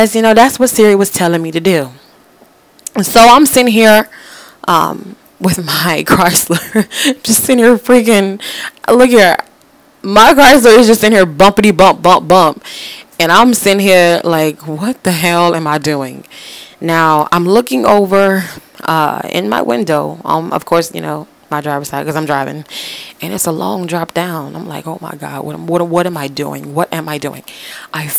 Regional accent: Florida, United States; moved away as an adult; now in West Virginia, United States; I'm from Florida

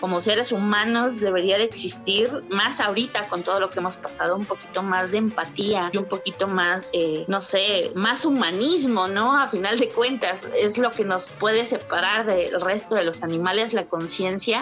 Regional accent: Veracruz, Mexico; yo soy de Veracruz y entonces eh, Catemaco estaba cerquita

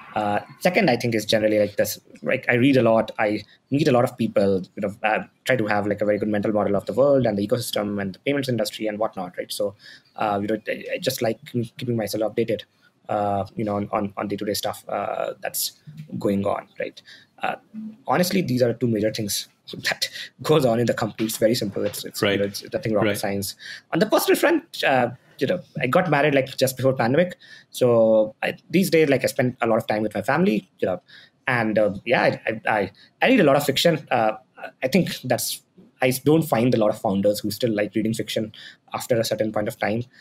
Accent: Patna, Bihar, India; moved away; I'm from Patna, Bihar

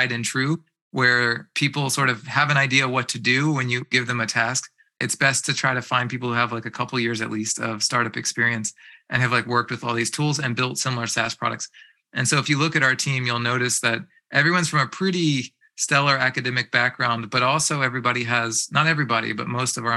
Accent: East Coast, United States; moved away as an adult; now in Bay Area, United States; I was from the East Coast.

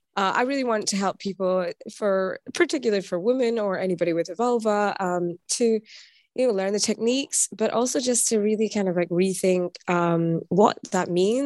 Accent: Scotland, United Kingdom; now in Berlin, Germany; I'm Scottish, but I'm based in Berlin.

